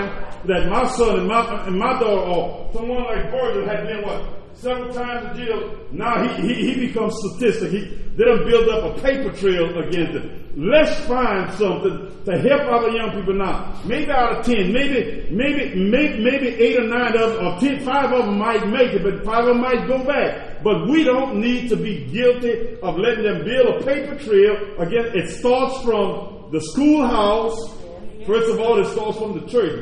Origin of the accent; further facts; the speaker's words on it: Louisiana, United States; now in Oklahoma, United States; I'm from Louisiana